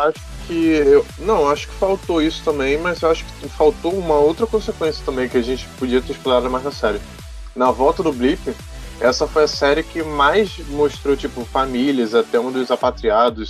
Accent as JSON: {"language": "Portuguese", "country": "Brazil", "said": "eu sou brasileiro"}